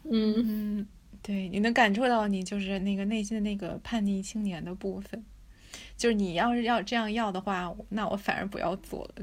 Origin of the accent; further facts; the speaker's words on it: China; 看展这个对于中国，我们中国人来讲，其实是一个蛮陌生的，或者不是一个习惯吧